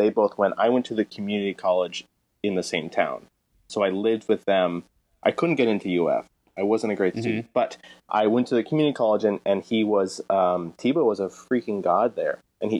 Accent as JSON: {"language": "English", "town": "Boynton Beach", "region": "Florida", "country": "United States", "tie": "born or raised there", "also_born_or_lived": "Gainesville, Florida", "said": "I grew up in Boynton Beach, Florida. Close to Miami, about an hour north of Miami."}